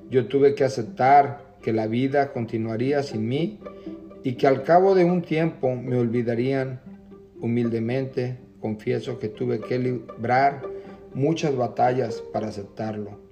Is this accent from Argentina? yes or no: no; Jalisco, Mexico; now in Camarillo, United States